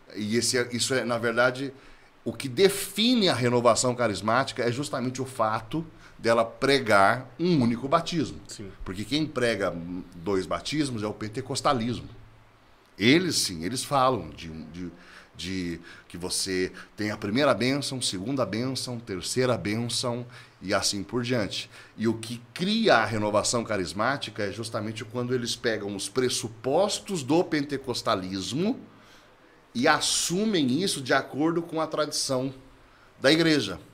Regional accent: Curitiba, Paraná, Brazil; eu sou natural de Curitiba, né, no Paraná

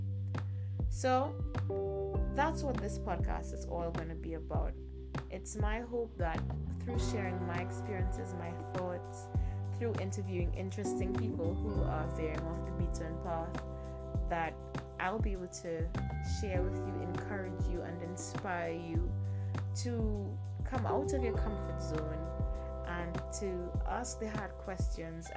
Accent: Trinidad & Tobago; I'm from the Caribbean, a Caribbean millennial from Trinidad and Tobago.

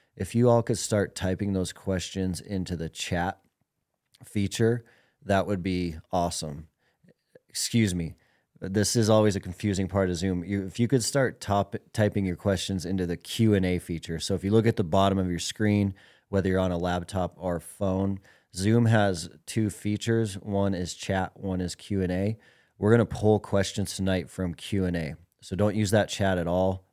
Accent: Billings, Montana, United States; Tom has been a buddy of mine since we were young guys growing up in Billings, Montana.

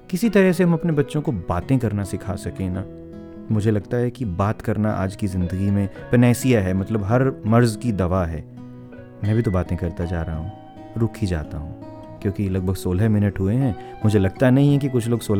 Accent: Haryana, India; first language Haryanvi; Hindi is a second language; मैं हरियाणवी जो गाने हैं उनको हरियाणवी में ही बोल के आपको सुनाऊँ जो मेरी मातृभाषा है जिसमें घर पे बात करते हैं बाहर हिंदी में बात करते हैं

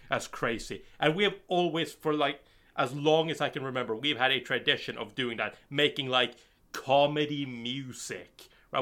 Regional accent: Bergen, Vestland, Norway; I'm from Norway, and uh, I'm from Bergen, Norway

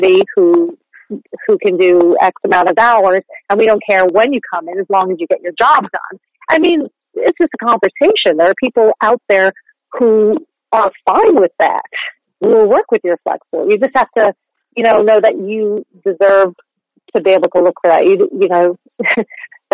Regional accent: Chatham Township, New Jersey, United States; moved away as an adult; now in New York, United States; I grew up in New Jersey. Not quite far away in Chatham Township

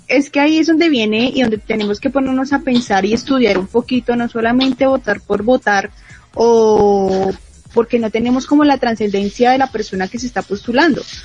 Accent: Bogotá, Colombia; a nosotros como bogotanos

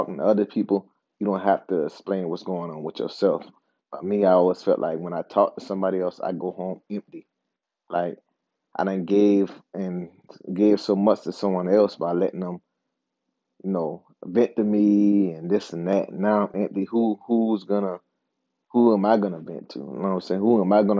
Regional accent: Charleston, South Carolina, United States; now in Upstate South Carolina, United States; I'm from Charleston. I live in the upstate right now

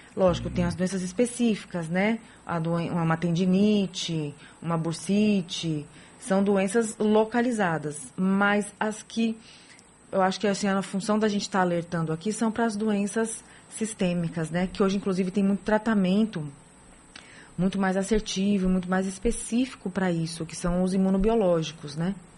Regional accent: São Paulo, Brazil; moved away as an adult; now in Salvador, Brazil; Nasci em São Paulo, hum. estudei, nasci, estudei e com 20 e poucos anos, 28 anos, vim para Salvador

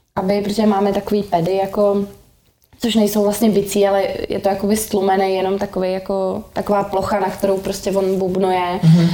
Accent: Prague, Czechia; also born or lived in London; já jsem z Prahy 6

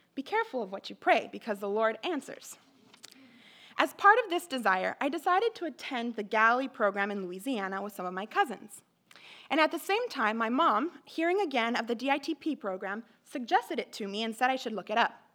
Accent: Mexico; moved away; I grew up in Mexico

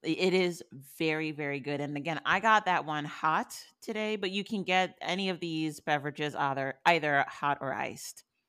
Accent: New York, United States; moved away; I'm from New York still

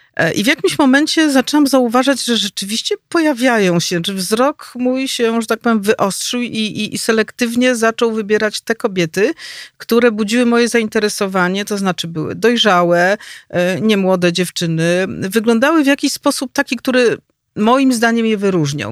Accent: Warsaw, Masovian Voivodeship, Poland; Ja jestem rodowitą warszawianką, urodziłam się tu, wychowałam

